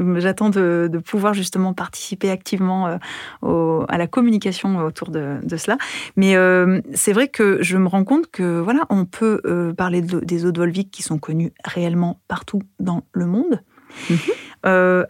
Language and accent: French; France; moved away as an adult; also born or lived in United States; française, italo-portugaise, euh, femme de l'Europe ou quoi que ce soit. Je suis loin de mes parents, loin de ma famille, loin de mon pays